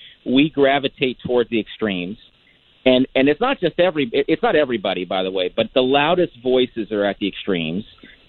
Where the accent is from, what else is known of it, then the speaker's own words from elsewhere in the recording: San Gabriel Valley, Southern California, United States; I grew up in Southern California, in the San Gabriel Valley.